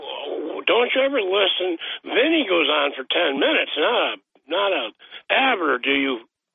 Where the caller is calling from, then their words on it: Boston, Massachusetts, United States; from Boston.